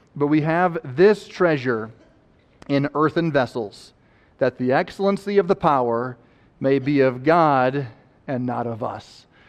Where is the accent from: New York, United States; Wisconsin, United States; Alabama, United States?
Wisconsin, United States; growing up in Wisconsin